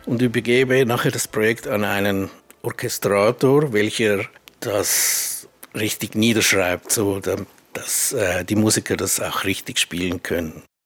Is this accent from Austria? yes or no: no; Switzerland; ich bin ja auch Schweizer